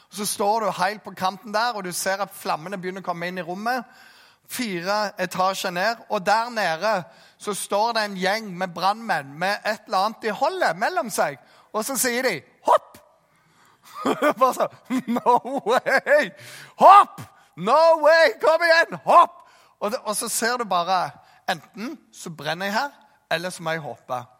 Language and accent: Norwegian; Jæren, Rogaland, Norway; jeg som jærbu